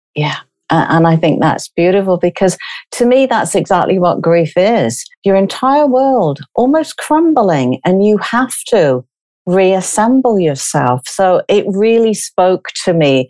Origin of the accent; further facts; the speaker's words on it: United Kingdom; from being British.